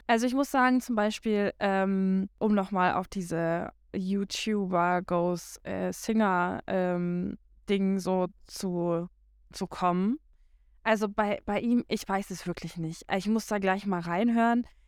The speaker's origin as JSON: {"language": "German", "country": "Germany", "moved": "yes", "said": "ich komme ja von ähm, ja von der Grenze quasi, also die ähm, ja Niederlande ist nicht ganz so weit weg äh, von meiner Heimat"}